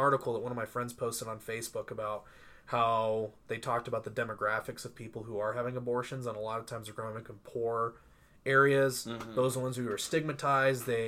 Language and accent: English; Dayton, Ohio, United States; now in Utah, United States; I grew up in like a super red area. John Boehner was our congressman